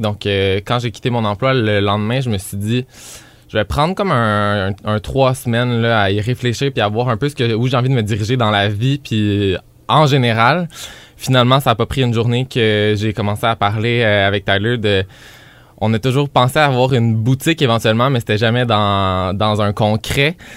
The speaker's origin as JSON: {"language": "French", "town": "Granby", "region": "Quebec", "country": "Canada", "moved": "yes", "said": "revenir ici dix ans plus tard"}